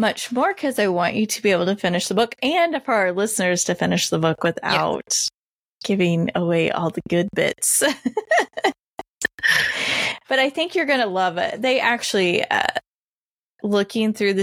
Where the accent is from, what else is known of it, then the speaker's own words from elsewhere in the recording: Indiana, United States; born and raised in Indiana.